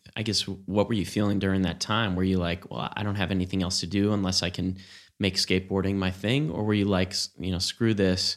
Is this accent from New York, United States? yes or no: yes; New York City, New York, United States; moved away as an adult; growing up outside New York City and then in New York City and Brooklyn